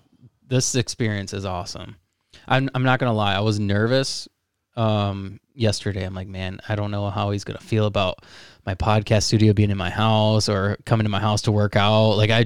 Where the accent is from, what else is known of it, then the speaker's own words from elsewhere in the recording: Midwest, United States; obviously we're from the Midwest, so, and that's like the sport to do.